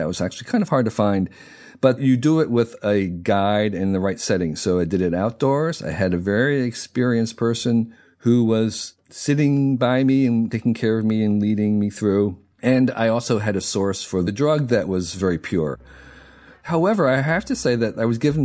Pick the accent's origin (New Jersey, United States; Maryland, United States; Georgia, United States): New Jersey, United States; Westfield; I grew up in New Jersey, in Westfield, New Jersey.